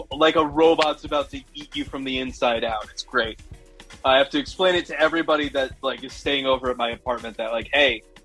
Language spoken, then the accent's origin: English; Omaha, Nebraska, United States; moved away as an adult; now in New York City, United States; I'm from Omaha, Nebraska. I moved to New York City in 2019.